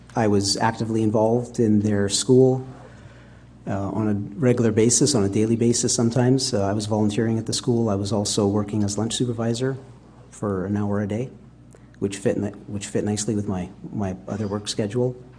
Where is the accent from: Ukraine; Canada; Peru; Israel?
Canada; Winnipeg, Manitoba; also born or lived in England; I was born in England and raised my, most of my life in Canada, in Winnipeg.